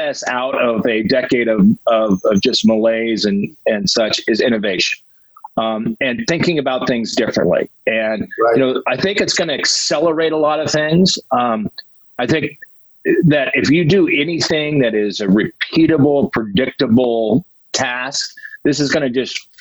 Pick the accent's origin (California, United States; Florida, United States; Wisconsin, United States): California, United States; Glendale; I grew up in Glendale